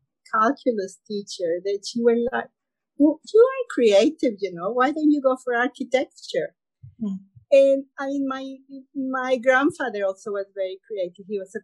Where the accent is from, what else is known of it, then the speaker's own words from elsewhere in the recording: Mexico City, Mexico; moved away as an adult; now in Grenada; growing up in Mexico